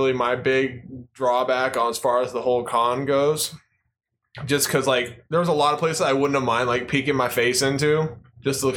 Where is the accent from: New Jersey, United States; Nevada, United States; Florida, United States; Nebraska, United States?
Nevada, United States; Las Vegas; I'm from Vegas